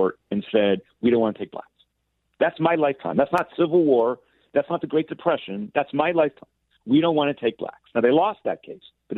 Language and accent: English; Port Washington, New York, United States; moved away; also born or lived in Atlanta, Georgia; I'm from Long Island